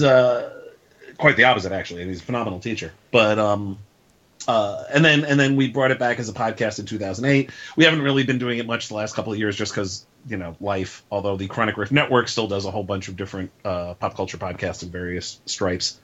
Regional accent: New York City, New York, United States; I grew up in New York City, still live here

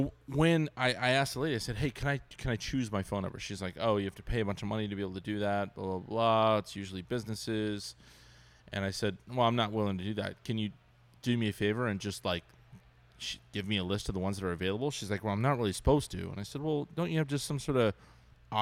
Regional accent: Ventura, California, United States; moved away; I grew up in Ventura, and I went home

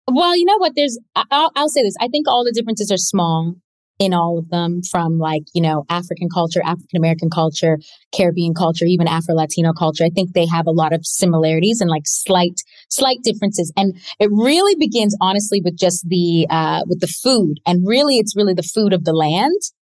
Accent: Toronto, Ontario, Canada; i grew up in toronto canada um my parents are both from the west indies

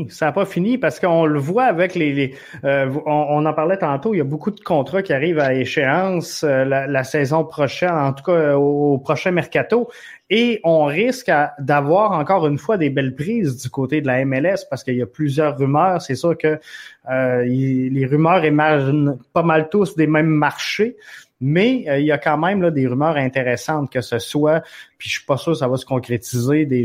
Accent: Montreal, Quebec, Canada; C'est sûr qu'on vient de Montréal, mais Thierry Henry est en avance.

